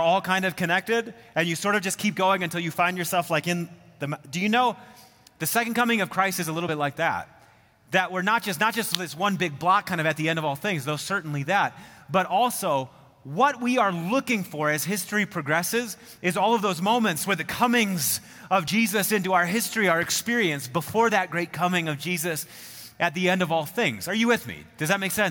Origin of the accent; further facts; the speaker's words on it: Midwest, United States; moved away as an adult; now in Colorado, United States; I do remember being a Midwesterner looking at the mountains.